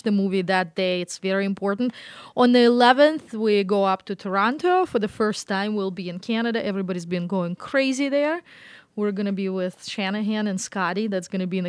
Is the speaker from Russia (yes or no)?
yes; Moscow, Russia; now in United States; So I grew up in Moscow. It's a very large city, 10 million people, kind of like New York